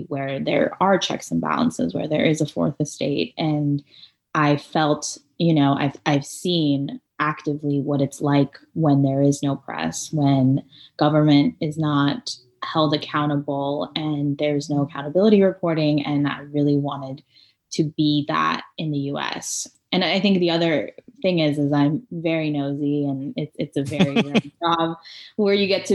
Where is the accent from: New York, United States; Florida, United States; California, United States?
California, United States; Orange County; moved away as an adult; also born or lived in Iran / Torrance, California / San Francisco; now in Columbus, United States; I originally moved to Southern California, more specifically Torrance, Redondo Beach area, for anyone who knows where that is. And then I grew up in Orange County